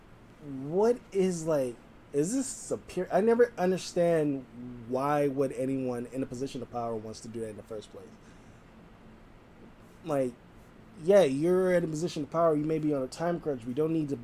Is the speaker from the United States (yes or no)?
yes; West Coast, United States; someone who's born and raised on the West Coast